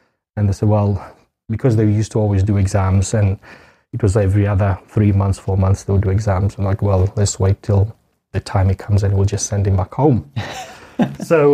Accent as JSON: {"language": "English", "country": "Tanzania", "tie": "born or raised there", "also_born_or_lived": "South Africa", "moved": "yes", "said": "I was born in Tanzania."}